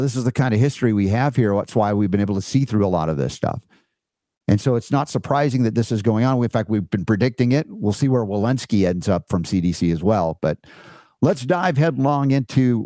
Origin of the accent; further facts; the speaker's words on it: United States; growing up in America as I have, coming through the public school system as I did